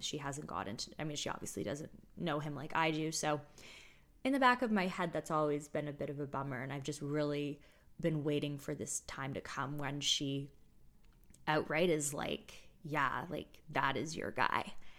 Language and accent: English; United States; also born or lived in Toronto; my sister and I grew up in the States primarily